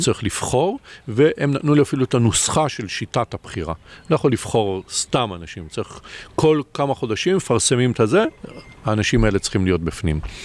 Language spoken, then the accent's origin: Hebrew; Israel; אני כישראלי